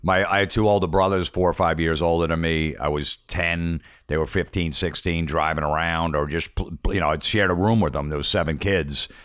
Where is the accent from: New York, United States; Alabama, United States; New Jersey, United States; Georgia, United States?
New Jersey, United States; Old Bridge; I grew up in Old Bridge, so it was one town over